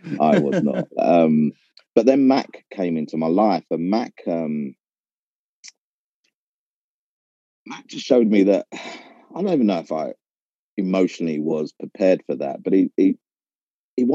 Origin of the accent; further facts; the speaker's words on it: London, United Kingdom; I'm an East London boy. I was born in East London and schooled in East London and played in East London.